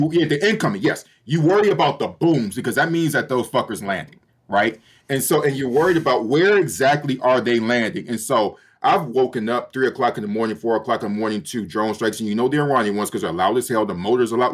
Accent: Detroit, Michigan, United States; moved away as an adult; also born or lived in Little Rock, Arkansas / Ukraine; Born and raised in Detroit, Michigan, which is the largest Black city in the United States

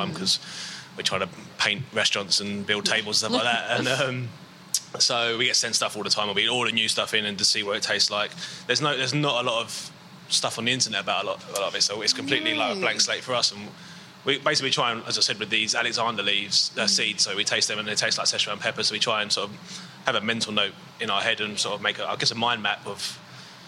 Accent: London, United Kingdom; moved away as an adult; also born or lived in Brighton; I grew up in South East London

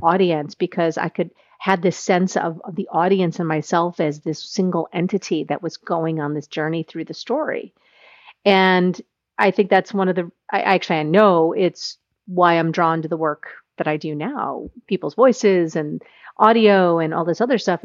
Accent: United States; as an American

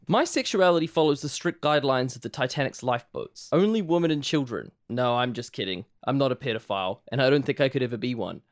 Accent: Palmerston North, Manawatū-Whanganui, New Zealand; I'm twenty-two. I'm from Palmerston North

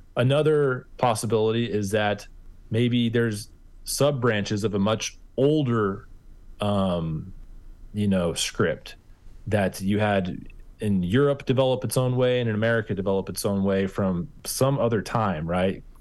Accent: Kansas, United States; I'm from Kansas, and we're pretty literal with our pronunciation

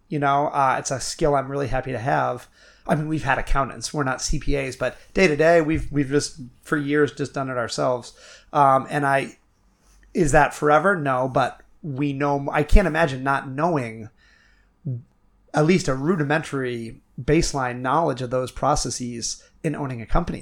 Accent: Milo, Maine, United States; I'm a kid from Milo, Maine

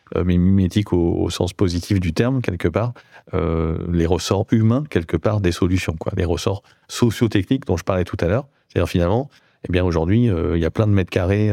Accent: Bordeaux, Nouvelle-Aquitaine, France; Je viens de Bordeaux

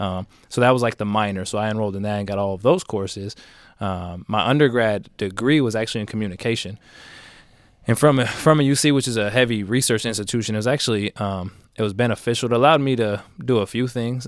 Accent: Bay Area, California, United States; I grew up in the Bay Area

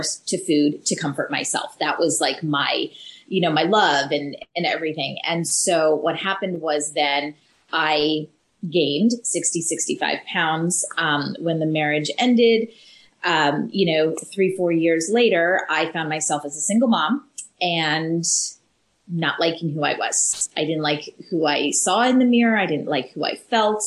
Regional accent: Canada; moved away; we're originally from Canada

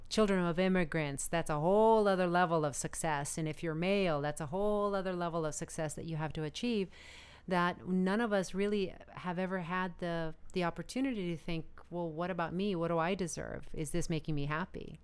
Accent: Arizona, United States; now in Los Angeles, United States; I'm originally from Arizona

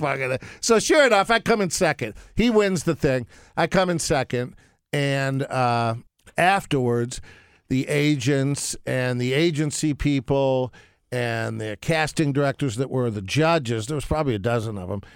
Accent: Detroit, Michigan, United States; moved away as an adult; also born or lived in Los Angeles; growing up in Detroit

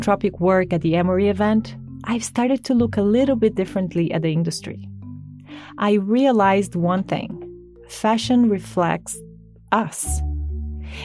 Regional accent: Brazil; moved away as an adult; When I was 18, I was scouted in my home country, Brazil

